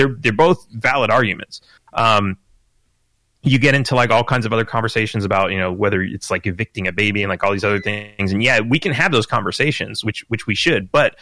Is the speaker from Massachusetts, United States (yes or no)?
no; California, United States; I grew up in California